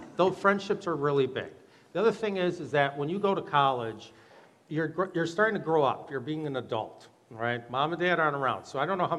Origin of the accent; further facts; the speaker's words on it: Monona, Wisconsin, United States; I grew up in Monaco, Wisconsin